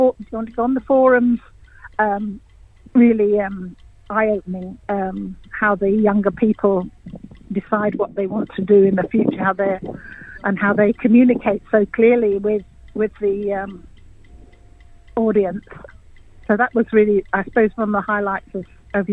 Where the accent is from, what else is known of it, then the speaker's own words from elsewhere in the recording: England, United Kingdom; accent: English; moved away as an adult; also born or lived in Bamaga, Australia; now in Cairns, Australia; You can probably hear my accent. I'm English, and I actually retired over here.